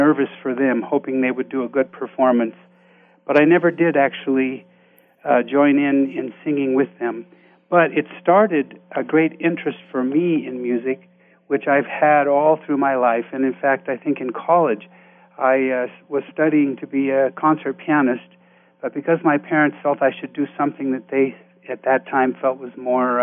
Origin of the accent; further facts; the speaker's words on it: Richmond, California, United States; I grew up in the San Francisco Bay Area in a small town called Richmond, California